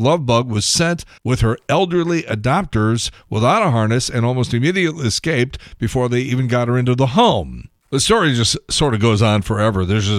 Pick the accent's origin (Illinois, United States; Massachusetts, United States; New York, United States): Illinois, United States; Chicago; growing up in Chicago.